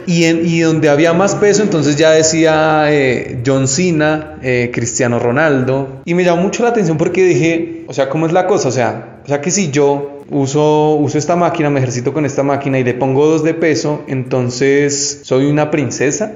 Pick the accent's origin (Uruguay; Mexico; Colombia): Colombia; yo soy colombiano